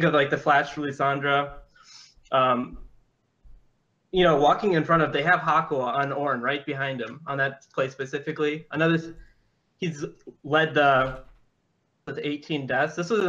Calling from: Madison, Wisconsin, United States; I'm calling from Madison, Wisconsin.

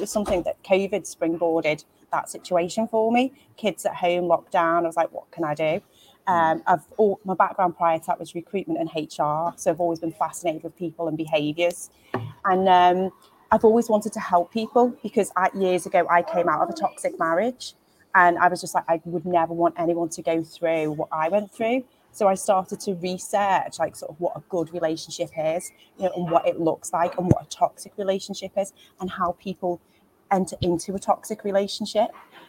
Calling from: Bromborough, North West England, United Kingdom; I'm on the Wirral. I've just been for a swim this morning. So I'm in the Village Hotel in Bromborough talking to you guys

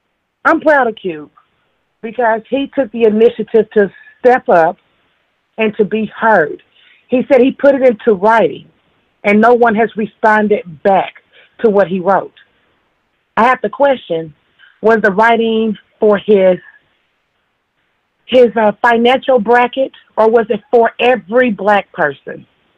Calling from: Indianapolis, Indiana, United States; I'm calling from Indianapolis.

